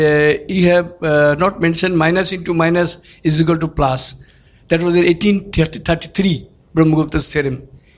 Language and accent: English; Kolkata, West Bengal, India; I am from Calcutta.